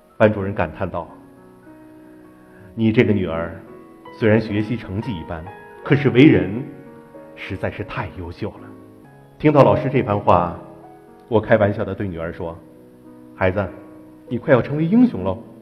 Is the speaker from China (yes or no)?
yes; Zhengzhou, Henan, China; 我生活在，我生长在河南郑州的一个非常普通的家庭。我的父亲是一名话剧演员，我的母亲是一名京剧演员